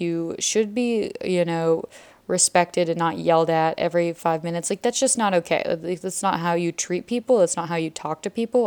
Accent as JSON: {"language": "English", "town": "Atlanta", "region": "Georgia", "country": "United States", "tie": "born or raised there", "moved": "as an adult", "lives_now": "Israel", "said": "I'm from Georgia"}